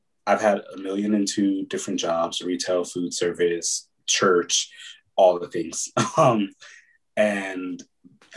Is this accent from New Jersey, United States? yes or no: no; Pasadena, California, United States; also born or lived in Oakland, California / Atlanta; Born in the Bay Area, lived there up in East Oakland until I was about nine, maybe eight or nine. And then we moved down to Pasadena, where my mom's from